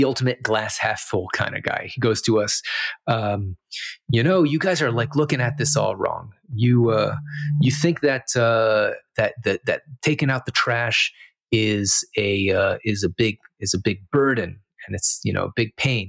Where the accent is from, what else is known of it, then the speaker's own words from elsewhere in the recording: Miami, Florida, United States; also born or lived in St. Louis, Missouri / Israel; I moved to Miami when I was 8 years old.